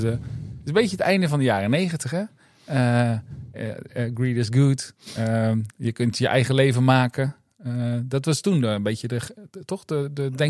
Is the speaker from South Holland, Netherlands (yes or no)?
yes; Rotterdam, South Holland, Netherlands; ik zeg volgend jaar want ik kom uit Rotterdam.